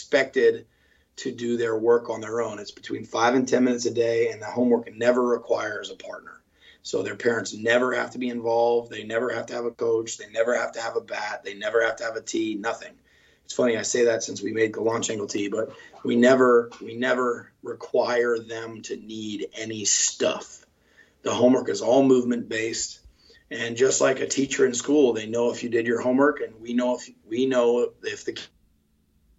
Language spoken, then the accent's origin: English; Winston-Salem, North Carolina, United States; I'm from Winston-Salem, and when I was growing up, there wasn't even a baseball facility in our town.